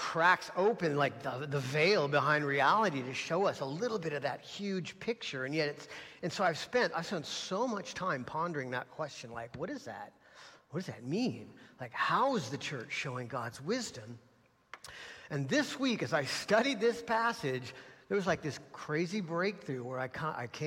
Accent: United States; As American Christians

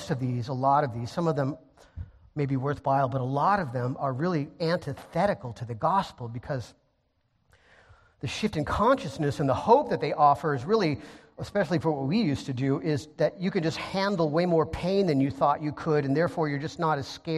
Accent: Encinitas, California, United States; I grew up in Encinitas

